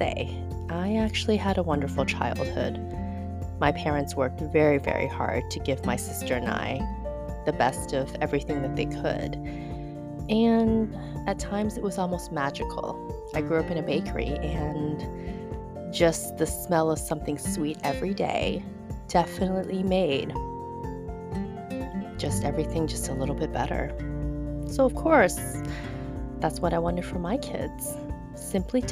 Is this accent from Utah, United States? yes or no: no; Houston, Texas, United States; first language Chinese; moved away as an adult; now in San Francisco, United States; back in my teenage days, back in Houston, Texas, I watched every Chinese drama